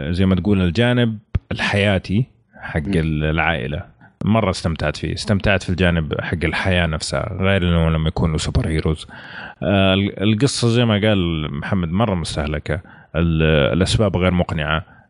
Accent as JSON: {"language": "Arabic", "country": "Saudi Arabia", "said": "وموجود عندنا في السعوديه"}